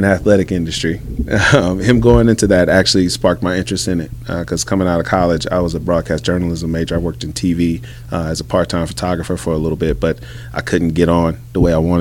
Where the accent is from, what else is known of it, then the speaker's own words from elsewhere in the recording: Columbia, South Carolina, United States; moved away as an adult; we grew up in Columbia, South Carolina